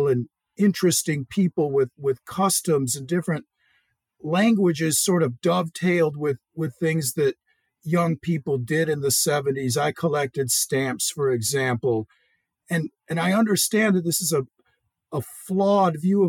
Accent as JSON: {"language": "English", "town": "Zion", "region": "Illinois", "country": "United States", "tie": "born or raised there", "moved": "as an adult", "said": "I was born and raised quite a distance from East Asia in a small town in northern Illinois in the American Midwest, on the shores of Lake Michigan. And Zion, Illinois"}